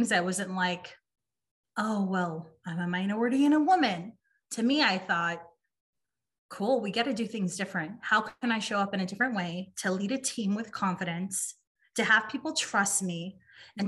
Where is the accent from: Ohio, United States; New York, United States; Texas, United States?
Texas, United States; San Antonio; moved away as an adult; also born or lived in Los Angeles, California; Moved back to San Antonio